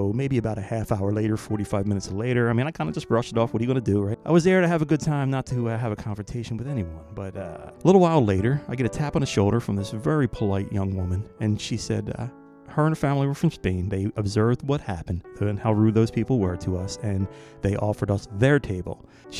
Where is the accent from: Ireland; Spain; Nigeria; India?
Ireland; Cork, Munster; And he educates me as to how I am royalty since I am from Cork.